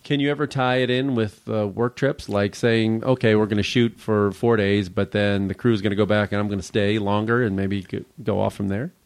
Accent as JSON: {"language": "English", "region": "Midwest", "country": "United States", "tie": "born or raised there", "moved": "yes", "lives_now": "Los Angeles, United States", "said": "Growing up in the Midwest"}